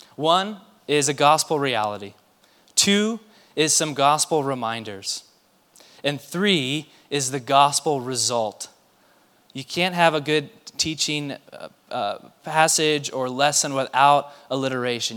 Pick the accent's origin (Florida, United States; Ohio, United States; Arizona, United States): Arizona, United States; Mesa; I grew up in Mesa, a very different uh, part of Mesa than downtown